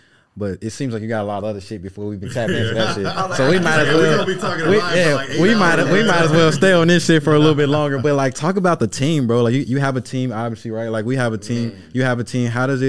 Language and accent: English; Memphis, Tennessee, United States; So, now, I'm from the South. I'm from Memphis.